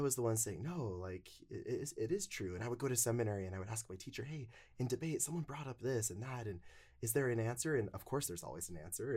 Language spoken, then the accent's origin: English; North Logan, Utah, United States; I grew up in North Logan, Utah.